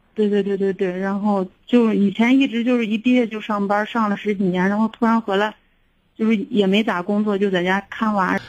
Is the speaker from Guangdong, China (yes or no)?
no; Xi'an, Shaanxi, China; also born or lived in Weinan / Pucheng; 我们老家本身都是西安的